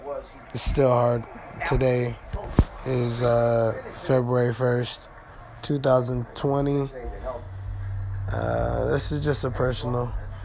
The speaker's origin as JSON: {"language": "English", "area": "Inland Empire", "region": "Southern California", "country": "United States", "tie": "born or raised there", "said": "I grew up in, the Inland Empire region of Southern California, just south of LA, about 30 minutes away."}